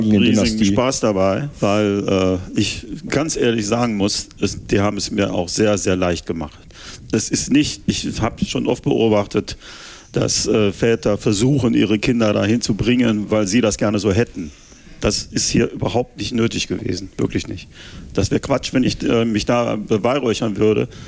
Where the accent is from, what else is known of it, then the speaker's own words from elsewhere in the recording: Wuppertal, North Rhine-Westphalia, Germany; Ich komme ursprünglich aus Wuppertal, habe früher auch selber da Fußball gespielt